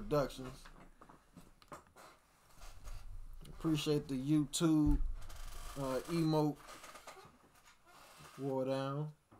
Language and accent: English; Chicago, Illinois, United States; I'm from Chicago, nigga. Like, I'm from the west side of Chicago. … I'm from the west side of Chicago, bro.